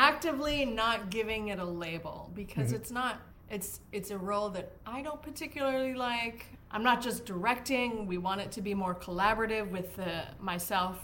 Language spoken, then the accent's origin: English; Winnipeg, Manitoba, Canada; moved away as an adult; also born or lived in Spain / Australia; now in Seattle, United States; I've moved to Seattle from Winnipeg, which is my hometown